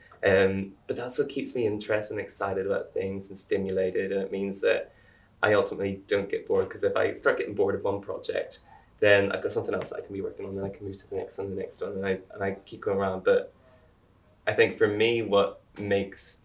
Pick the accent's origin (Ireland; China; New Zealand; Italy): Ireland; now in United Kingdom; I'm Irish